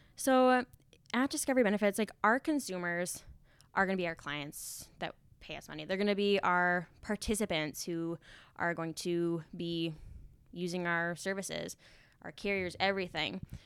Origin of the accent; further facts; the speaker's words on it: Finley, North Dakota, United States; moved away as an adult; now in Fargo, United States; Me and my husband, we live in Fargo now, but I grew up in Findlay, North Dakota